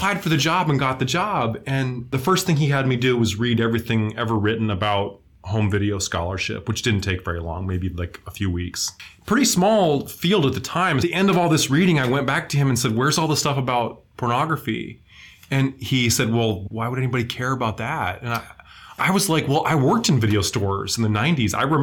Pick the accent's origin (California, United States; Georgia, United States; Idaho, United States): Idaho, United States; Moscow; I grew up in Moscow, Idaho